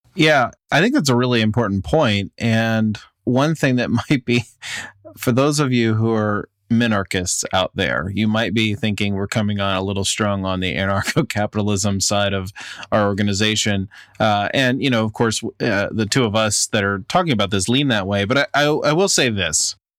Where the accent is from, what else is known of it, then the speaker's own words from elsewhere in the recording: United States; I'm speaking as an American citizen